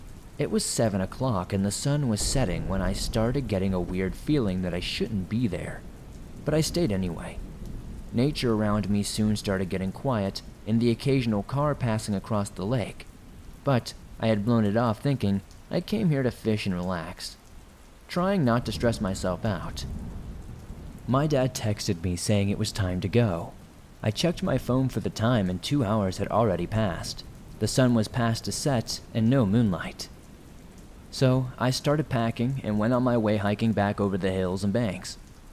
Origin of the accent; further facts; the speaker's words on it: South Africa; So to give you some background, I'm from South Africa. I'm a 26-year-old female, and the people here aren't as rich as many other cultures worldwide.